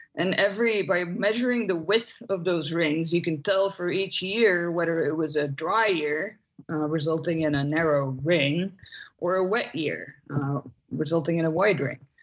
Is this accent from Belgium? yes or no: yes; Belgium; moved away; I'm from Belgium originally.